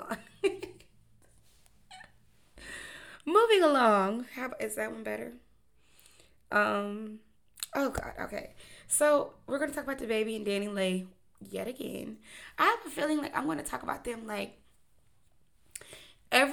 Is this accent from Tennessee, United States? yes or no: yes; Memphis, Tennessee, United States; I'm from Memphis, so News Channel 3